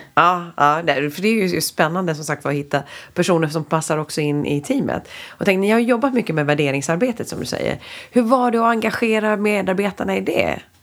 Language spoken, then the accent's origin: Swedish; Sweden; vi som svenskar